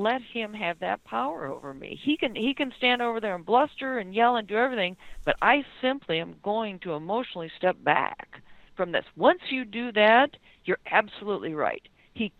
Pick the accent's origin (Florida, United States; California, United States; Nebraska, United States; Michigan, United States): Michigan, United States; Detroit; I'm being from Detroit